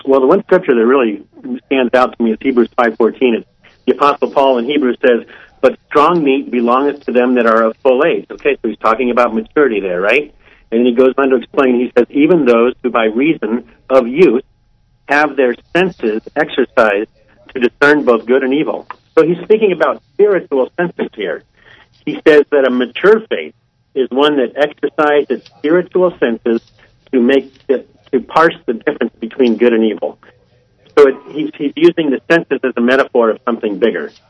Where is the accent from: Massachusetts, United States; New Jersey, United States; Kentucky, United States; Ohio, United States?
Ohio, United States; Columbus; I'm from Columbus, Ohio.